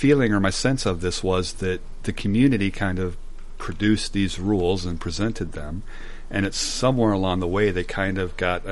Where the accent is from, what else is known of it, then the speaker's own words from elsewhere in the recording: United States; growing up in America